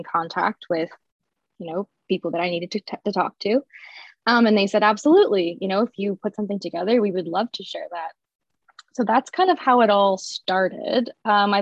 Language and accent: English; Barrie, Ontario, Canada; I'm some nobody from Barrie, Ontario, which is slightly north of Toronto